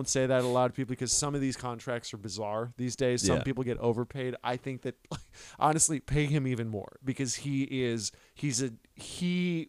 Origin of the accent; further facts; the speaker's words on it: United States; I'm American.